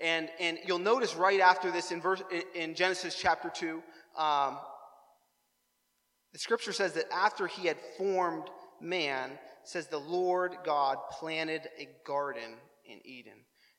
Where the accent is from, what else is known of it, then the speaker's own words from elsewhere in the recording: New Waterford, Nova Scotia, Canada; I'm reminded of all the times of growing up in New Waterford and driving through New Waterford in the late spring and the early summer and smelling that fresh aroma of poop.